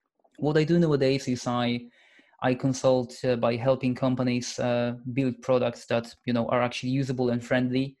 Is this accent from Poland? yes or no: yes; Poland; now in Edinburgh, United Kingdom; I'm Polish. I come from Poland, but I've lived here for a long time now